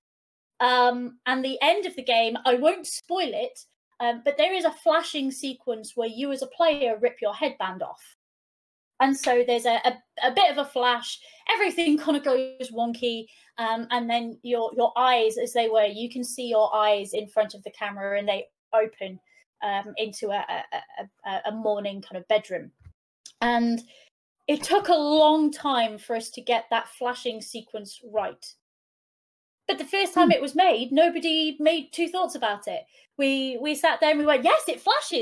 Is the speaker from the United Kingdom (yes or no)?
yes; Wales, United Kingdom; first language Welsh; English is a second language; being a Welsh speaker